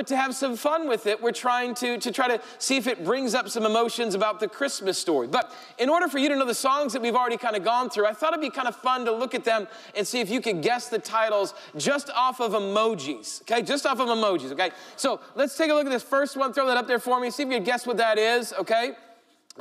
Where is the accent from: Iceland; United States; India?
United States; Rapid City, South Dakota; moved away; also born or lived in Chicago; this little church I grew up in Rapid City, South Dakota.